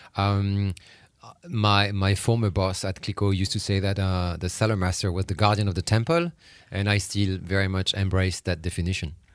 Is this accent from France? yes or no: yes; Reims, Grand Est, France; moved away; I was born and raised actually in Reims, in Champagne